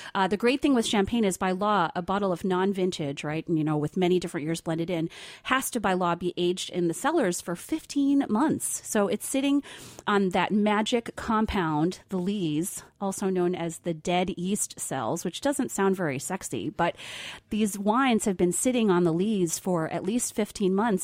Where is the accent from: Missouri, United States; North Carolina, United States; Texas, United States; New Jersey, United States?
New Jersey, United States; I grew up in New Jersey